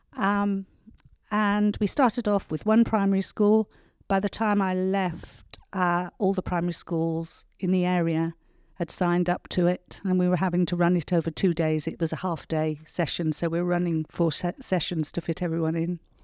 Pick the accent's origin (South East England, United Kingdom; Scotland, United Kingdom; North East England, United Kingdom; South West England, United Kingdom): South West England, United Kingdom; Cornwall; moved away; also born or lived in New Zealand; the village in which I grew up